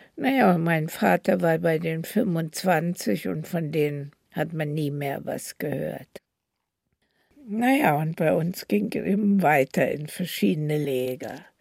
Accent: Berlin, Germany; so sind wir also in Berlin, wo ich geboren bin, geblieben

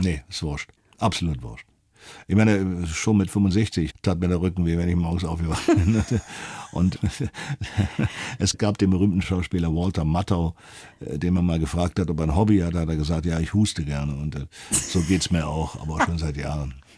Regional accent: Berlin, Germany; bin dann in Westberlin aufgewachsen

